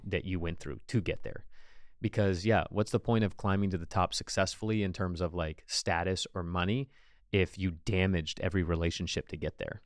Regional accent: United States; as an American, we live in the American dream culture

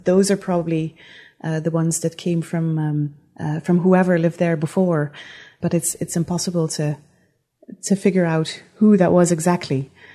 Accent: Netherlands; moved away as an adult; also born or lived in Utrecht, Netherlands; now in Antigonish, Canada; that's where I'm from originally. I'm, I'm Dutch.

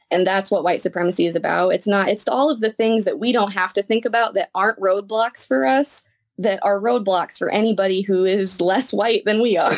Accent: Lexington, Illinois, United States; also born or lived in Normal, Illinois; I was born in Normal at Broman, um, twenty years ago now, and I was raised in Lexington. I've been here my whole life

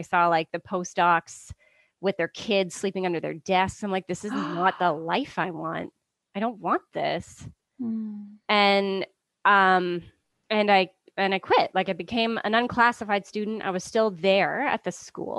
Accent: Ontario, Canada; moved away as an adult; also born or lived in Vancouver; I'm Canadian. I was born in Ontario

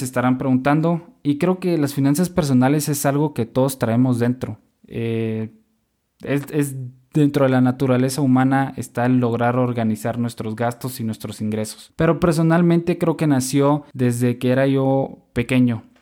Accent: Guatemala; also born or lived in Monterrey, Mexico; now in Mexico; soy guatemalteco

